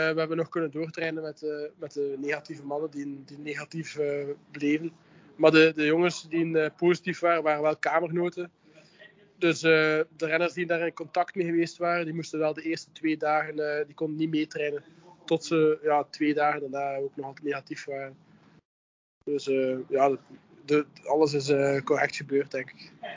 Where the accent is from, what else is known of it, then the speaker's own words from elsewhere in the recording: Ghent, Flanders, Belgium; ben ik afkomstig uit Gent.